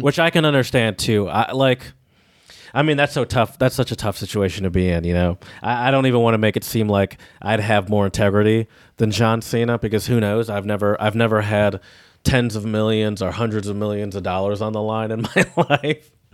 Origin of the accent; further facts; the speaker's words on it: United States; as an American